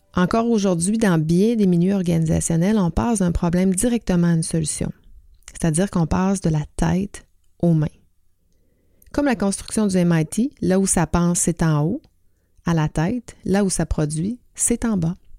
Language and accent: French; Quebec, Canada; chez nous au Québec